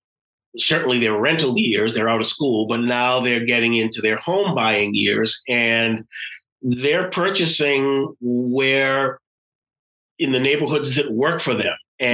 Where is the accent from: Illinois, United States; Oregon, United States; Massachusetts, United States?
Massachusetts, United States; Boston; those days you would travel to another part of the country and you'd say, I'm from Boston. You're from Boston? How can you?